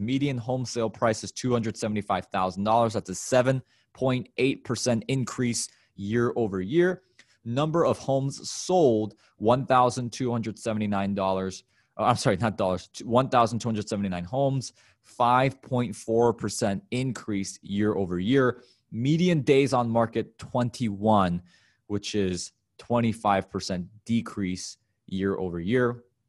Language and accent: English; Illinois, United States; my home state of Illinois